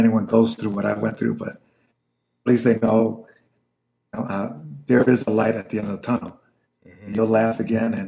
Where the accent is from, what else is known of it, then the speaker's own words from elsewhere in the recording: Chicago, Illinois, United States; I'm from Chicago, so a lot of my family is very liberal